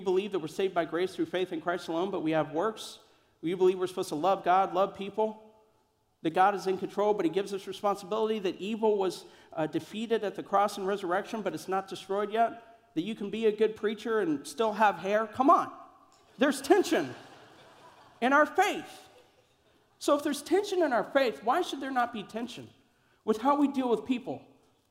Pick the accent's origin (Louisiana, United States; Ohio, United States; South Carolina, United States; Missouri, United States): Missouri, United States; Kansas City; moved away; also born or lived in Columbia, Missouri; I grew up in Kansas City in Columbia